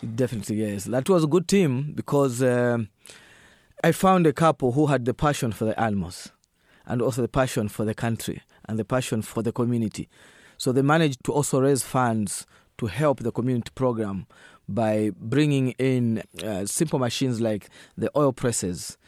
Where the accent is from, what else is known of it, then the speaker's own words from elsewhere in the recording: northern Zambia, Zambia; I'm coming from Zambia, a country on the central part of Africa, and I'm also coming from the northern part of that country.